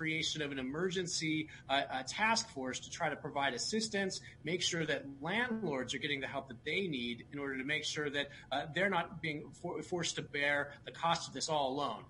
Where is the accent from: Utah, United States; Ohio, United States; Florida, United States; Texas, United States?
Utah, United States; Salt Lake County; I was born and raised here in the Salt Lake County and went to school at the University of Utah